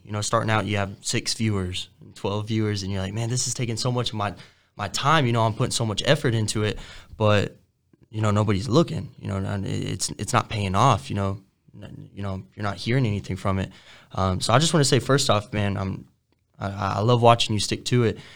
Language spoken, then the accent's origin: English; Denton, Texas, United States; I grew up in in Denton. It's like 20 minutes from Frisco, which is all like suburbs of, of Dallas